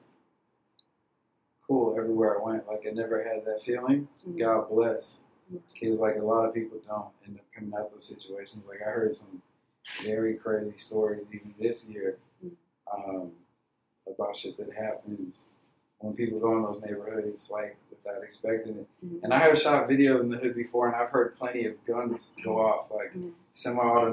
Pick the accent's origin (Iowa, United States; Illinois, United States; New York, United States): Illinois, United States; Hickory Hills; also born or lived in Chicago; growing up in Hickory Hills, 95th and Harlem areas